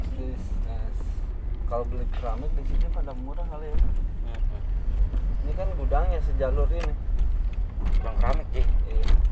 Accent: Bogor, West Java, Indonesia; gua putra daerah

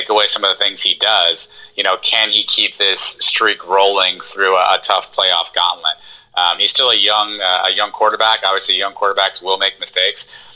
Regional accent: hometown of Lamar Jackson, Florida, United States; Lamar Jackson's from my hometown

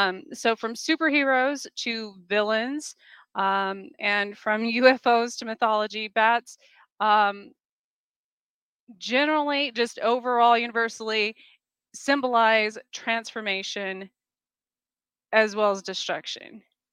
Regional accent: Southwest, United States; I came from the Southwest, so it's very common for animals to be associated with our spirit guides.

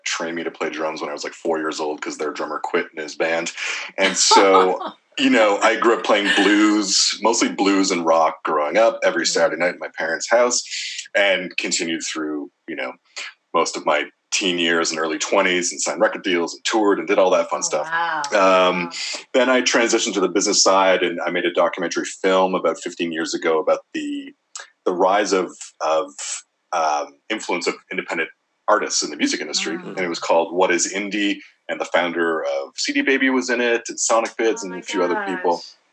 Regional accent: Montreal, Quebec, Canada; my hometown of Montreal

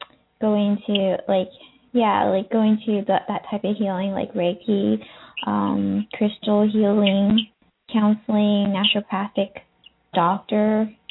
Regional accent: Bay Area, California, United States; also born or lived in San Jose; I am from the Bay Area, but I live in San Jose.

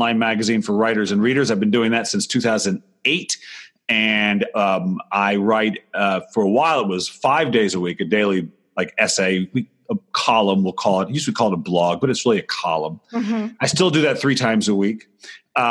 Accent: Rhode Island, United States; moved away as an adult; also born or lived in Los Angeles; now in Seattle, United States; I grew up in Rhode Island

